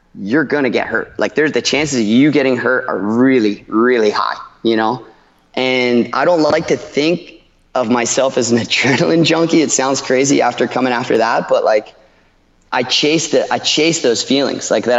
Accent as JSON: {"language": "English", "town": "Ocean City", "region": "New Jersey", "country": "United States", "tie": "born or raised there", "also_born_or_lived": "Costa Rica", "moved": "as an adult", "lives_now": "Panama City, Panama", "said": "I grew up in Ocean City."}